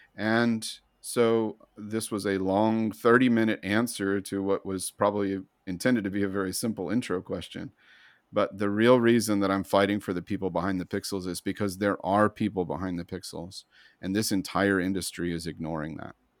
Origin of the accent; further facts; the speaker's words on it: United States; I'm white, I'm educated, I'm American, I'm male